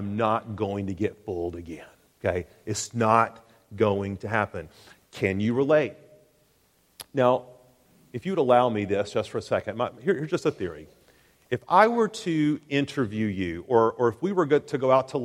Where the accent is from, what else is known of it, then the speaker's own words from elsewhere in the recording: Chattanooga, Tennessee, United States; 1987, I was graduating from Eastridge High School in Chattanooga, Tennessee.